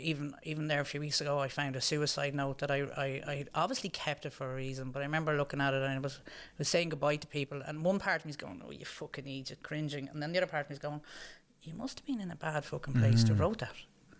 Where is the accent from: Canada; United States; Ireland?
Ireland; Dublin, Leinster; also born or lived in London; Yeah, we came home from London. And when I moved home from London, my parents were living in Dublin.